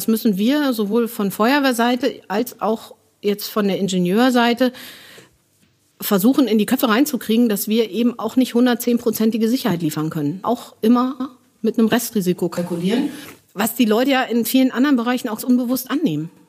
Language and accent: German; Northern Germany, Germany; Finde ich nebenbei auch noch ganz hübsch, wenn es verklinkert wird, aber ich komme aus Norddeutschland.